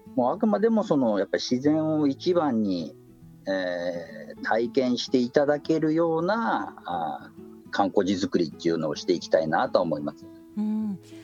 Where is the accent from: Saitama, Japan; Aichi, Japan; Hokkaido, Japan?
Hokkaido, Japan; Chitose; 支笏湖の近くというか生まれも育ちも支笏湖ですね